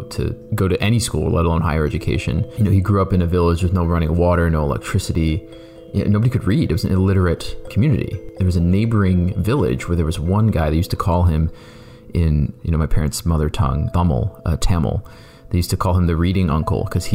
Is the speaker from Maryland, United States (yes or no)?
no; Canton, Ohio, United States; I grew up in Canton, Ohio